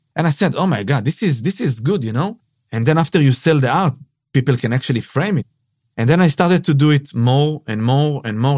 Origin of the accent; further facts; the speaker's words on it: Israel; moved away as an adult; now in Sydney, Australia; I'm from Israel, yeah. Born and raised in Israel.